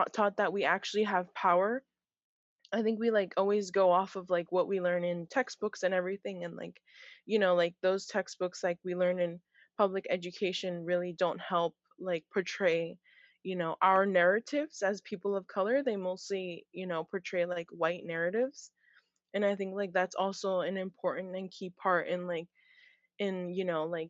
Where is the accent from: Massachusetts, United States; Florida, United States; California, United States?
California, United States; Hayward; also born or lived in San Mateo, California; growing up in Hayward